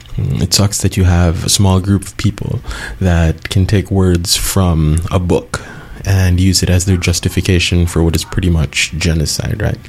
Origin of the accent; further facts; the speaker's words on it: Cebu City, Central Visayas, Philippines; Cebu um, in 2013, my hometown